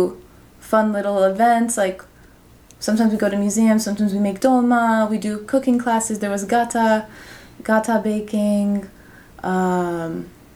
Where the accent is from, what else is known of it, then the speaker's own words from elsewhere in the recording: New York, United States; same language, same culture that I grew up with here in New York